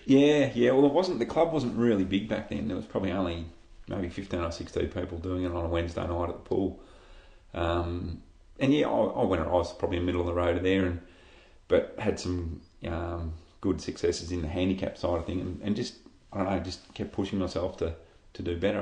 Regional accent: Shepparton, Victoria, Australia; moved away as an adult; now in Echuca, Australia; growing up in Shep, I was a swimmer.

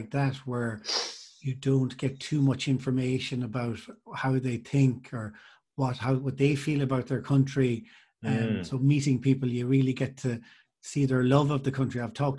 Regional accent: Clare, Munster, Ireland; I'm from Clare myself.

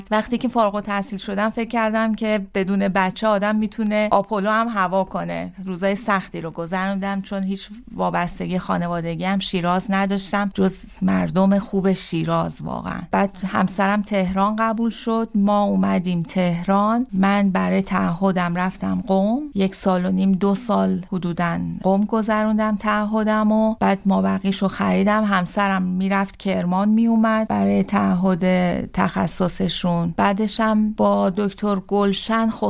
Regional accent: Zabol, Sistan and Baluchestan, Iran; born there; also born or lived in Tehran / Shiraz; من در زابل سیستان بلوچستان به دنیا اومدم در کمترین امکانات در خونه به دنیا اومدم

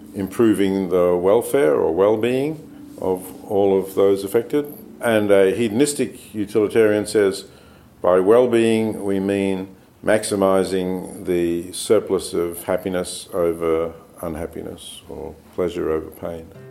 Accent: Australia; I was born in Australia

